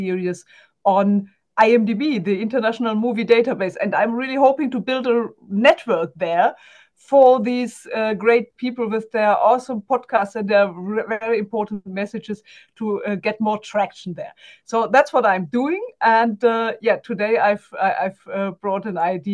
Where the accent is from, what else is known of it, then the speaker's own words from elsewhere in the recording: Germany; accent: German; English is a second language; I'm also German, as you can hear from my accent.